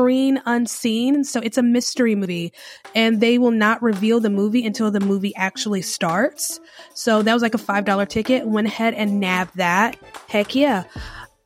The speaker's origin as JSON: {"language": "English", "country": "United States", "moved": "yes", "said": "I am originally from the Carolinas. My mom and my stepdad, they live in Lancaster, South Carolina. My aunt, I have an aunt in Charlotte. So Charlotte area is home base for me"}